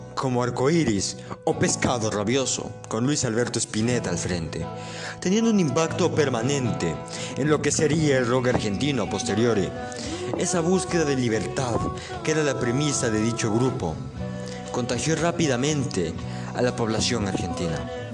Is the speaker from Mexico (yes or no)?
no; Ecuador; soy ecuatoriano